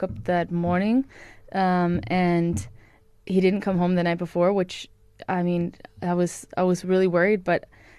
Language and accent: English; Honolulu, Hawaii, United States; moved away as an adult; also born or lived in KwaZulu-Natal, South Africa; now in South Africa; I'm from Hawaii in Honolulu.